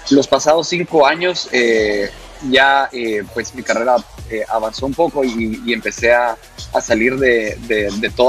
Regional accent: Guatemala; moved away as an adult; also born or lived in Shanghai / Los Angeles / Paris; now in Lisbon, Portugal; yo, crecí, nací en Guatemala

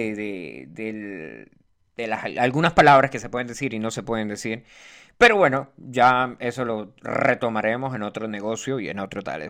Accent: Venezuela; yo soy venezolano

